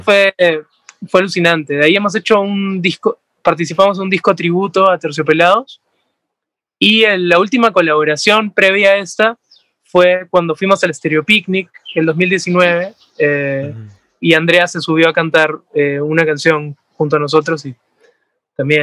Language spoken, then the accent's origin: Spanish; Peru; somos peruanos